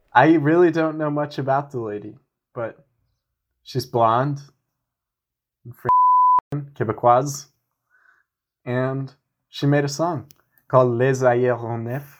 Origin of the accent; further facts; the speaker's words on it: United States; as an American